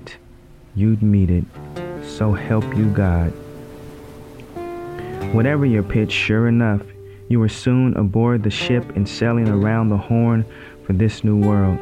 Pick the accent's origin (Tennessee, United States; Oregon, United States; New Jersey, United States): Oregon, United States; my home state, Oregon